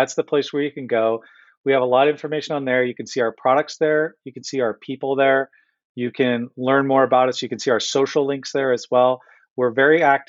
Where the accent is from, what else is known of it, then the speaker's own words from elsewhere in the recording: Santa Cruz, California, United States; now in Michigan, United States; when I was growing up in California, I'm up in Santa Cruz